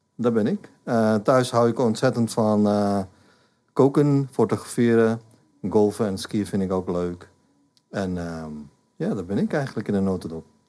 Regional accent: India; Dutch is a second language; moved away as an adult; now in Netherlands; Ik ben in India opgegroeid. Ehm, maar de laatste 35 jaar woon ik in Nederland

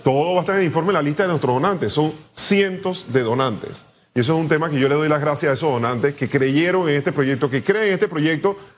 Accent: Panama; yo creo que somos panameños

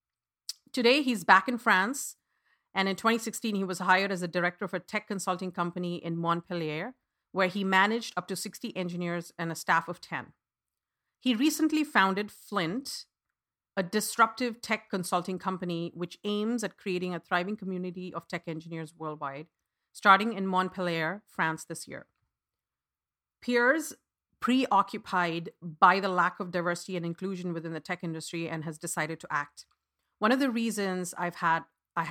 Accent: India; I was born and raised in India

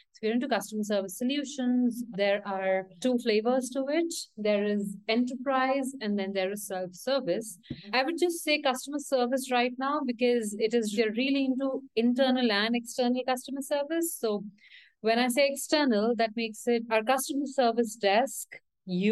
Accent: India; now in Mexico City, Mexico; I'm from India, currently based out of Mexico City

